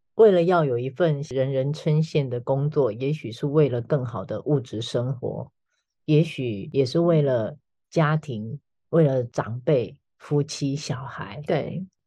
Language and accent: Chinese; Taiwan; 我们台湾人